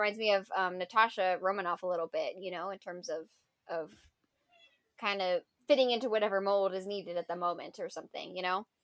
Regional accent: United States; being, you know, quote, ethnic and being American

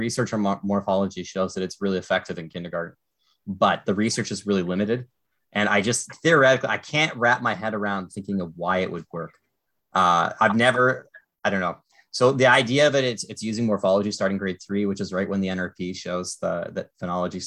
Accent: Canada; as a Canadian teacher

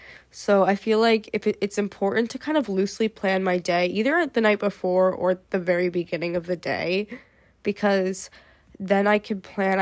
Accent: United States; I feel like I can't speak for other countries, obviously. I'm only American.

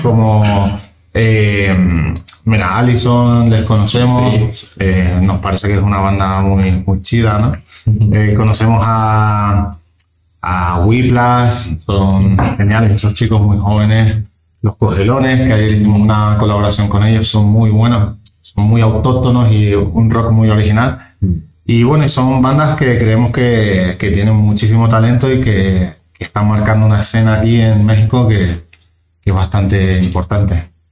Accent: Canary Islands, Spain; now in Madrid, Spain; yo soy de las Islas Canarias.

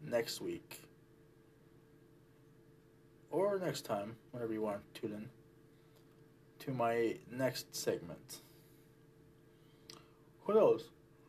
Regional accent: Canada; also born or lived in Kitchener, Ontario / Afghanistan; me being Canadian, Afghan Canadian

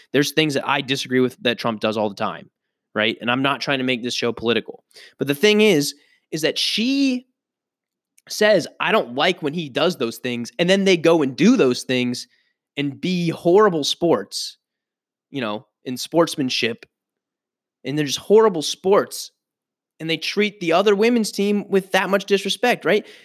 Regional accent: United States; I am an American citizen

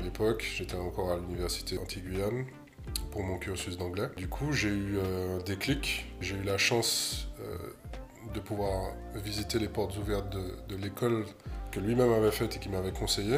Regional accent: Martinique; moved away as an adult; also born or lived in Paris; je suis né à Martinique, j'ai grandi là-bas, je suis parti euh, à 20 ans à Paris faire une école d'art

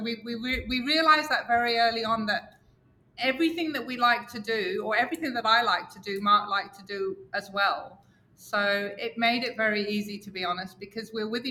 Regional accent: England, United Kingdom; I'm Catholic and I come from England

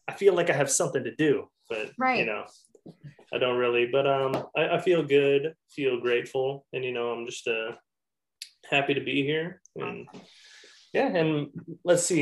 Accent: Manhattan Beach, California, United States; I grew up over in Manhattan Beach area

